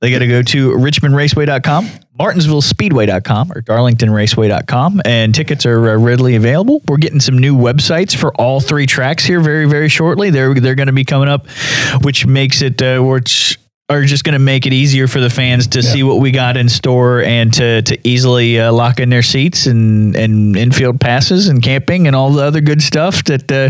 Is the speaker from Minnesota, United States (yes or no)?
no; West Virginia, United States; I'm from from West, West Virginia.